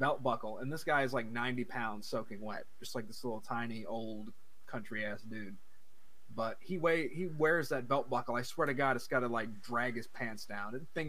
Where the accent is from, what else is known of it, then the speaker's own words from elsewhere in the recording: the South, United States; the only way you could eat meat growing up in the South was to catch it yourself, basically.